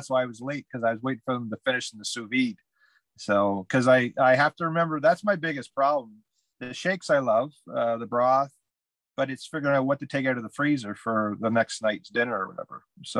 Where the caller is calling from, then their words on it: Glen Huron, Ontario, Canada; It's I'm in a little hamlet called Glen Huron, Ontario, Canada.